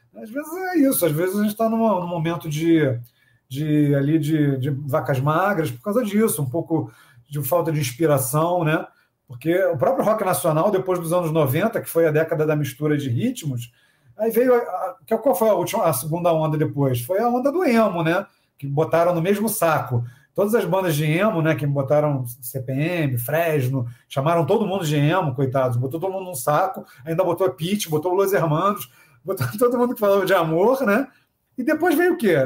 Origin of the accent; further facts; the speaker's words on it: Niterói, Rio de Janeiro, Brazil; also born or lived in São Paulo; a gente não é do Rio, a gente é de Niterói